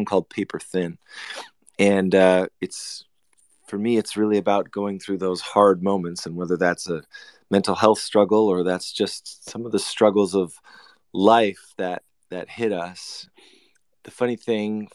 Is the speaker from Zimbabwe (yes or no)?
no; Canada; I'm from Canada